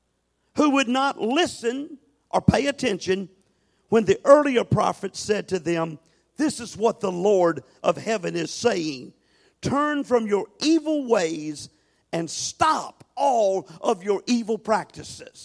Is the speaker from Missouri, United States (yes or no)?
no; Norfolk, Virginia, United States; I grew up in alcoholism in Norfolk, Virginia.